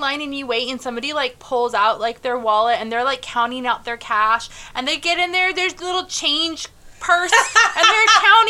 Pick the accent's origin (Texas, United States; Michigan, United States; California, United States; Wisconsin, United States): California, United States; Valley Center; moved away; there's a little town called Valley Center in California. And fun fact, I grew up in Valley Center. Fun fact, when I grew up in Valley Center, we had, like, one stoplight.